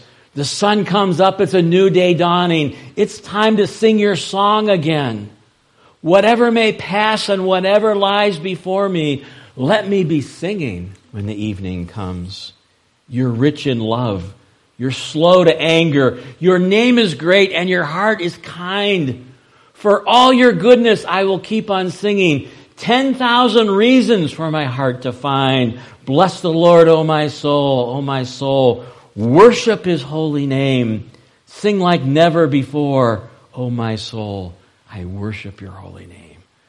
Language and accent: English; Ohio, United States; The church that I grew up in Ohio, that my dad pastored for 18 years